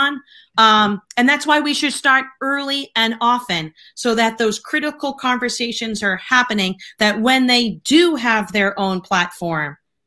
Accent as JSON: {"language": "English", "town": "Boston", "region": "Massachusetts", "country": "United States", "tie": "born or raised there", "said": "I'm Irish Catholic, that I grew up in Boston"}